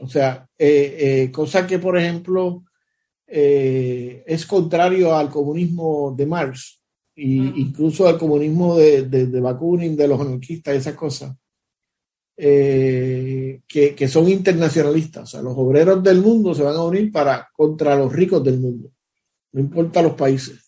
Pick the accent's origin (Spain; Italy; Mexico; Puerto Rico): Puerto Rico; yo soy boricua y yo le tengo amor porque yo nací en Puerto Rico